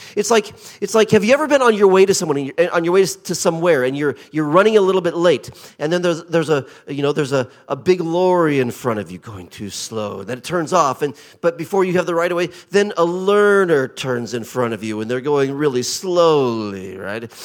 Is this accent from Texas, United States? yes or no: no; Portland, Oregon, United States; accent: colonial twang; moved away as an adult; also born or lived in Japan / central New York State; now in Chertsey, United Kingdom; I was raised in Portland, Oregon.